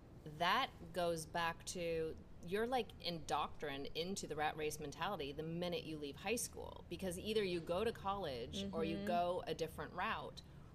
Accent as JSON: {"language": "English", "region": "Minnesota", "country": "United States", "said": "I came from Minnesota. I moved to a city that I'd never been to."}